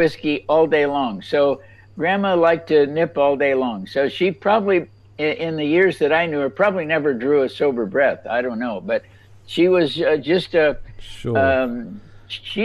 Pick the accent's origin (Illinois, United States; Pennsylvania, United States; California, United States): California, United States; Los Angeles; now in North Carolina, United States; I grew up actually in Los Angeles